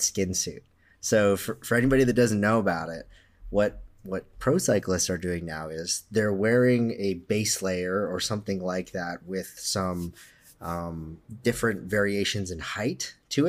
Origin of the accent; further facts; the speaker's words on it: Canada; I'm Canadian